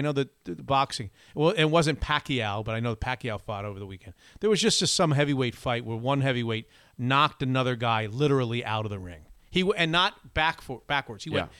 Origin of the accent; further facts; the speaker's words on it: Florida, United States; also born or lived in upstate New York; now in Seattle, United States; I'm going to convert this Floridian.